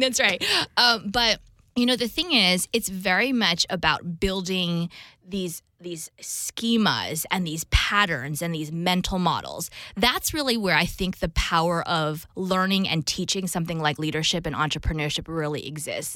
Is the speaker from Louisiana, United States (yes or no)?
no; New Jersey, United States; I'm Taiwanese American, so I'm dual Taiwan U S citizenship, and grew up in New Jersey